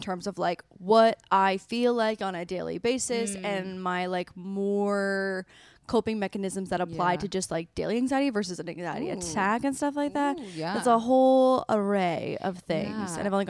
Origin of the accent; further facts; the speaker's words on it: Canada; I'm from Canada. Yeah. It means college. Yeah. But in Canada, we call it community college.